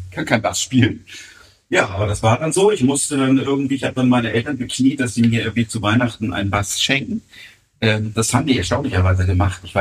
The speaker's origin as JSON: {"language": "German", "town": "Harburg", "region": "Hamburg", "country": "Germany", "tie": "born or raised there", "said": "Ähm, aber nein, ich bin wirklich äh, gebürtiger Harburger und bin da auch nie weggezogen."}